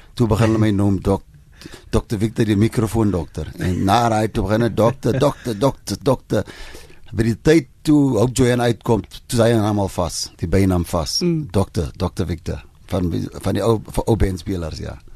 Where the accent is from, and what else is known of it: South Africa